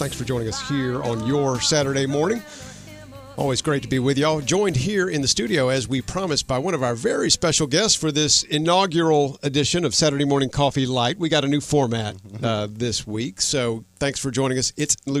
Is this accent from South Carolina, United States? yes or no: yes; Conway, South Carolina, United States; I grew up in Conway, by the way.